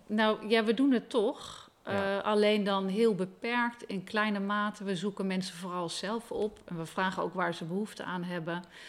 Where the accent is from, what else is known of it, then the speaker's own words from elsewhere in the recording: Leeuwarden, Friesland, Netherlands; moved away as an adult; ik ben opgegroeid in Leeuwarden